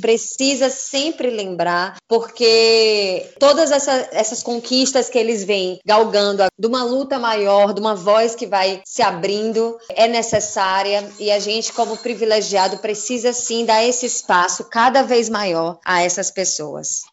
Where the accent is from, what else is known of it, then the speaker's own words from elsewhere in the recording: Northeast Region, Brazil; eu também sou nordestina